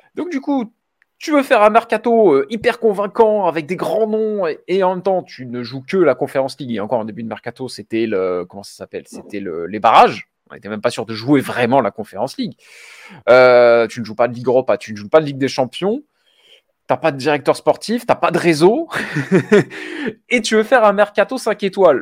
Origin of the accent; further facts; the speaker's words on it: Nice, Provence-Alpes-Côte d'Azur, France; j'ai grandi en BSN